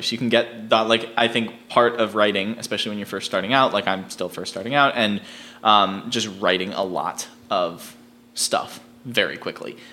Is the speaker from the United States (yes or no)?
yes; East Coast, United States; now in Los Angeles, United States; I grew up on the East Coast, not in Utah